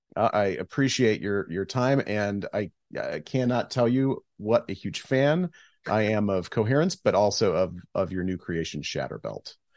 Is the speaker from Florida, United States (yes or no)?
no; Geneseo, Illinois, United States; Geneseo is my hometown